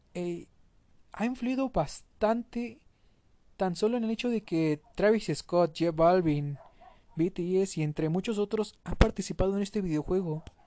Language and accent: Spanish; Mexico; como mexicano